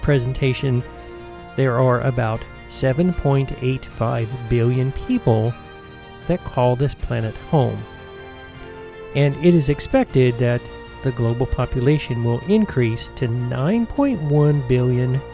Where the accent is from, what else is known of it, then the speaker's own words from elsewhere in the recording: United States; also born or lived in Georgia / Tennessee; now in Colorado, United States; When I was growing up in Georgia and Tennessee, there were two working farms in our family.